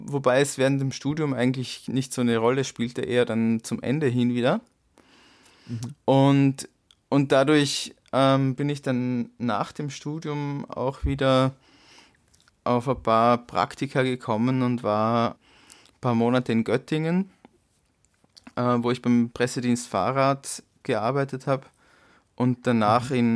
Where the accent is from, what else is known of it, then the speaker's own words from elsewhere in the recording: Dornbirn, Vorarlberg, Austria; In, auch in Dornbirn tatsächlich.